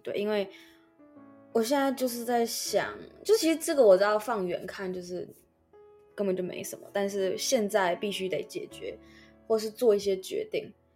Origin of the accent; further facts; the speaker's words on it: Taiwan; first language Chinese; moved away; 身为一个母语中文的台湾人，十二年国家有十一年在台湾的普通学校度过